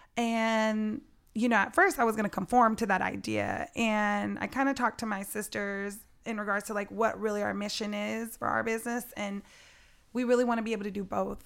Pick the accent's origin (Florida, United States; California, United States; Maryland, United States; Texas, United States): California, United States; San Jose; growing up in San Jose, there's three percent black people here